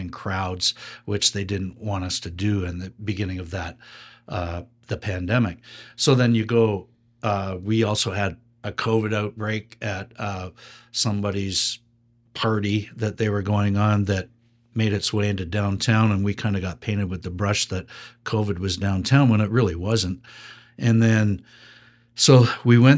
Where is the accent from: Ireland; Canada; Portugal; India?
Canada; Waterloo, Ontario; I come from the Waterloo region that has its own police force.